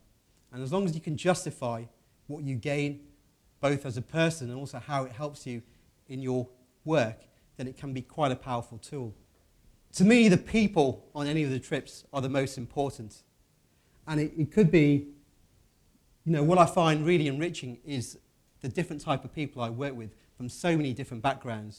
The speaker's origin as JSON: {"language": "English", "region": "Midlands", "country": "United Kingdom", "said": "I'm from the Midlands in the UK"}